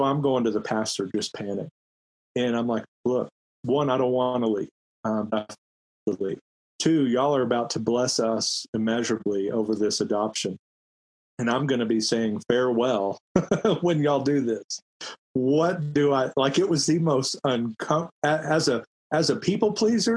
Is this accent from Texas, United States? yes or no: yes; Grand Prairie, Texas, United States; moved away as an adult; when I was back in Grand Prairie, so I was in my hometown, had some of my high school and middle school teachers in the church